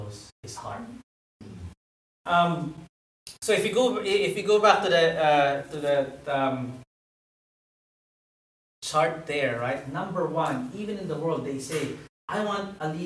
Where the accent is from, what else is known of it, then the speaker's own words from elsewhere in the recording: Philippines; I'm a Filipino